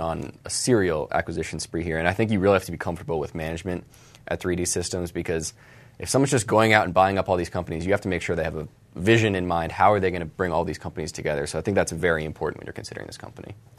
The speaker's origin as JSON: {"language": "English", "town": "Charlotte", "region": "North Carolina", "country": "United States", "tie": "born or raised there", "said": "Charlotte, my hometown"}